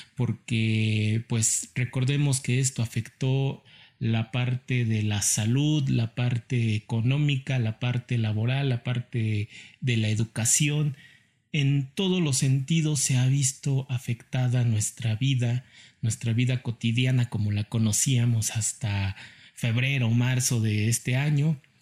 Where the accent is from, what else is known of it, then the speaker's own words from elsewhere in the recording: Mexico; como mexicanos